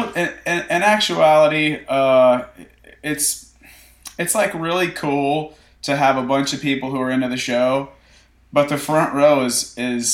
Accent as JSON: {"language": "English", "town": "Nashville", "region": "Tennessee", "country": "United States", "tie": "born or raised there", "said": "I grew up in Nashville"}